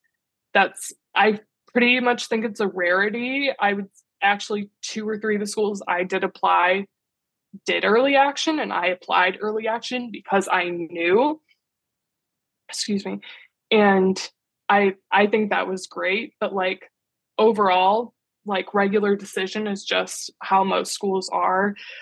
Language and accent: English; Midwest, United States; So like I said, I'm from the Midwest originally.